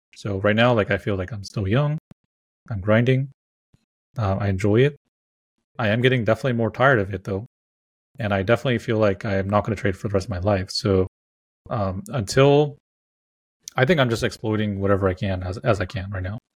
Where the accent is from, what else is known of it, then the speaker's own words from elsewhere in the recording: California, United States; I'm from California